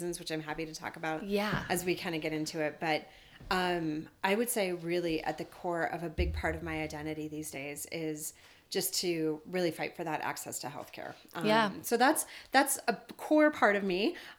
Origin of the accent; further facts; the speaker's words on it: North Dakota, United States; I was raised in North Dakota.